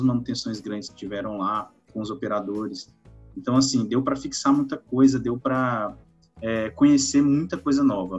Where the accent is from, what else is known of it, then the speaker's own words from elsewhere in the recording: Lago da Pedra, Maranhão, Brazil; eu sou natural do Maranhão, do interior, cidade de é, Lago da Pedra